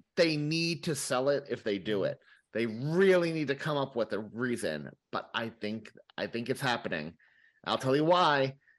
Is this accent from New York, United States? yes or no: yes; New York City, New York, United States; as a New Yorker